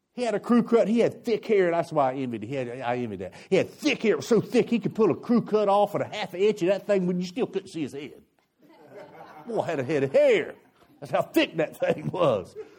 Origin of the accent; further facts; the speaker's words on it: United States; I'm an American